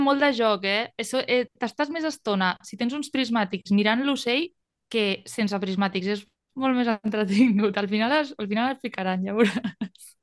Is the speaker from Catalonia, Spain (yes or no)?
yes; Tarragona, Catalonia, Spain; No soc de Valls, soc de Tarragona, però és el que em queda més a prop